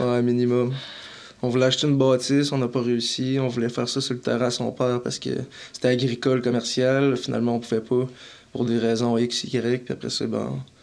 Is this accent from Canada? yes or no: yes; Saint-Eustache, Quebec, Canada; je suis né à Saint-Eustache, proche de Montréal